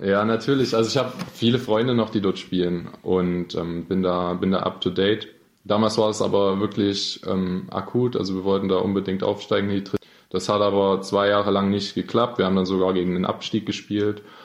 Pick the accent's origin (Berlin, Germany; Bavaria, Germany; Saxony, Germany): Saxony, Germany; Freiberg; also born or lived in Dresden; bis dritte Schulklasse war ich in Dresden. Dann bin ich mit meiner Mutter zurück nach Freiberg gezogen.